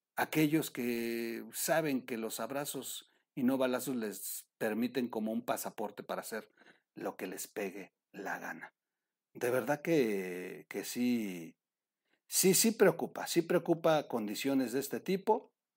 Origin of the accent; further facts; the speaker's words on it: Mexico; como mexicanos